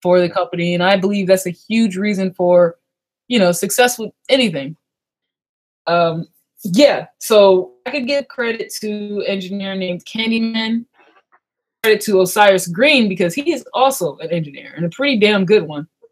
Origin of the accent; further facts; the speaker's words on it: Long Beach, California, United States; now in Maryland, United States; I'm originally from Long Beach, California, and we moved to Maryland um my 10 years ago 11 years ago